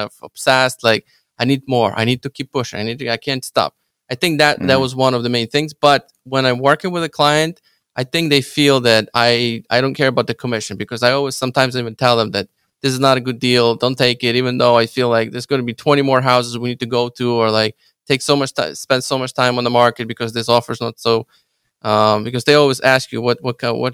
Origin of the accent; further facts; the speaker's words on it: Ukraine; English is a second language; now in Chicago, United States; I'm Ukrainian. English is my second language.